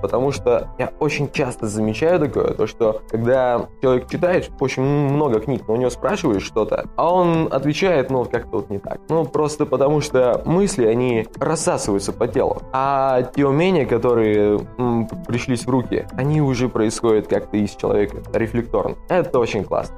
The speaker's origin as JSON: {"language": "Russian", "town": "Omsk", "region": "Omsk Oblast", "country": "Russia", "also_born_or_lived": "Ivanichi, Ukraine", "moved": "as an adult", "lives_now": "Lviv, Ukraine", "said": "я из Омска, но сейчас я во Львове"}